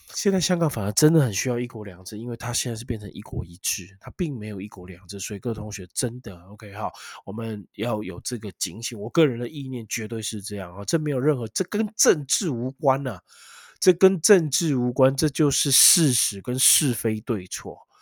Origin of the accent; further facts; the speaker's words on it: Taiwan; 生在台湾，长在台湾